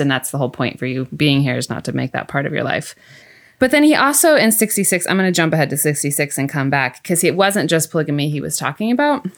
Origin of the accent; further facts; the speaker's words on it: Mount Ayr, Iowa, United States; moved away; I'm from Iowa originally, Southwest Iowa, Mount Air to be exact